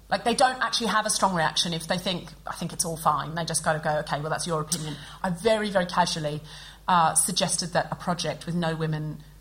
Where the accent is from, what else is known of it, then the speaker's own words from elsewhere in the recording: Australia; I haven't always spoken like this. I was born and raised in Australia. I know I don't sound especially Australian